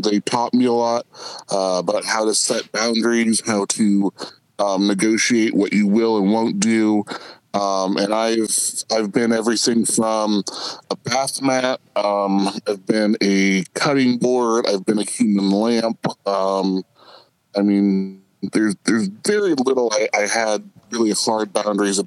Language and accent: English; Midwest, United States; moved away as an adult; I was out from the Midwest. You know, my town was 2,000 people